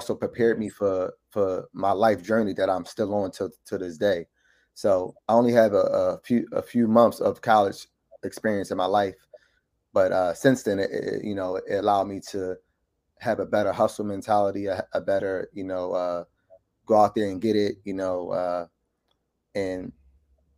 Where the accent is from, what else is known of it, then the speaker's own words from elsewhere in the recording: Philadelphia, Pennsylvania, United States; born and raised in Philadelphia, Mount Airy section of Philadelphia